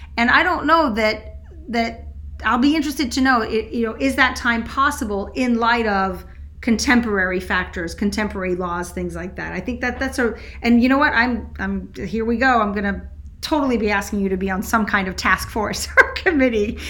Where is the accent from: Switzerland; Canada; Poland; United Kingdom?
Switzerland; moved away; I grew up in Switzerland